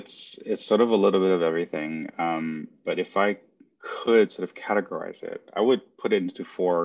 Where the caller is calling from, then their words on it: Los Angeles, California, United States; From Los Angeles, California.